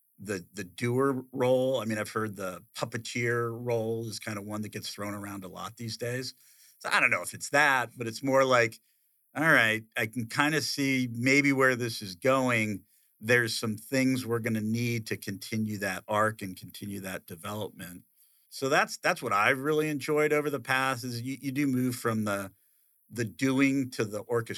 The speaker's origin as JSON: {"language": "English", "region": "Okinawa", "country": "Japan", "tie": "born there", "said": "that's what I saw in action when I was born in Okinawa, right?"}